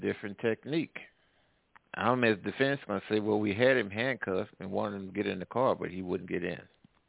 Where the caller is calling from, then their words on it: Midwest, United States; I'm calling from the Midwest.